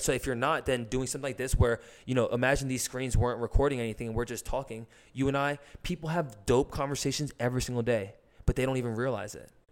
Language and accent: English; New Jersey, United States; I was born in New Jersey